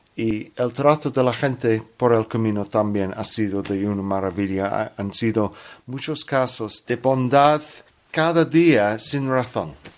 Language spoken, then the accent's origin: Spanish; London, United Kingdom; Spanish is a second language; Soy cristiano de Londres.